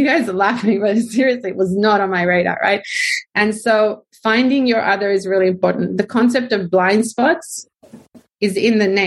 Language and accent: English; Israel; now in Australia; I'm Israeli